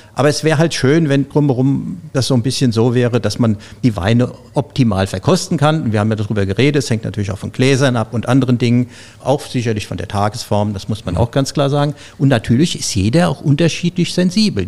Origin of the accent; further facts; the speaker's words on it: Zornheim, Rhineland-Palatinate, Germany; moved away as an adult; Ich komme ja aus Rheinhessen, aus Zornheim, diesem schönen Örtchen oben auf dem Berg.